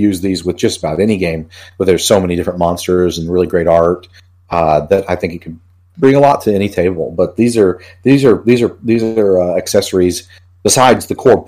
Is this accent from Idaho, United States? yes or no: no; Houston, Texas, United States; moved away as an adult; also born or lived in Colorado / West Coast / East Coast; now in Michigan, United States; I'm from Texas, from Houston